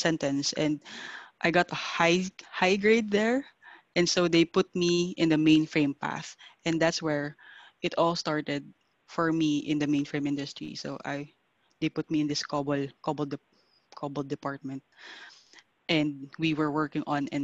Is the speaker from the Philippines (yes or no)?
yes; Philippines; moved away as an adult; also born or lived in Singapore; I am from the Philippines